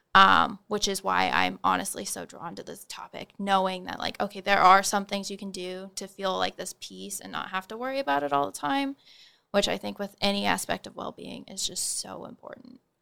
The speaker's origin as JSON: {"language": "English", "town": "Holdrege", "region": "Nebraska", "country": "United States", "moved": "as an adult", "lives_now": "Manhattan, Kansas, United States", "said": "I'm originally from Holdridge, Nebraska"}